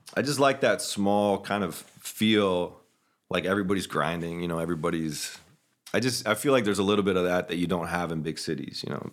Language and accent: English; Orlando, Florida, United States; born or raised there; moved away as an adult; also born or lived in Ocala, Florida / Alaska; now in Spokane, United States